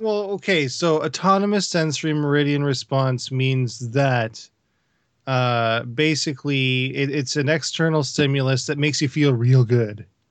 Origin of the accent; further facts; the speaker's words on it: Canada